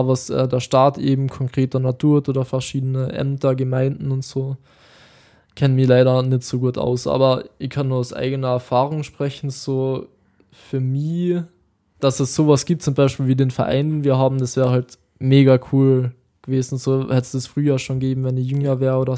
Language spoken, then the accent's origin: German; Austria; bei uns in Österreich?